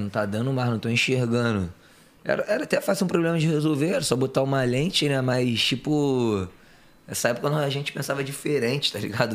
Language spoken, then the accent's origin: Portuguese; Rio de Janeiro, Brazil; sou, sou criado lá do Rio de Janeiro de Padre Miguel